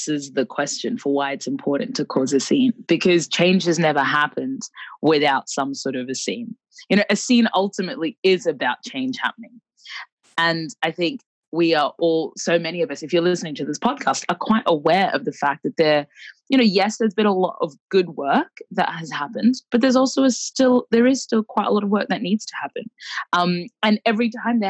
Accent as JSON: {"language": "English", "town": "Brisbane", "region": "Queensland", "country": "Australia", "tie": "born or raised there", "also_born_or_lived": "Khartoum, Sudan", "said": "I was born in Khartoum, the capital of Sudan. And my family moved to Australia when I was about a year and a half, almost two. And we moved to Brisbane, Australia."}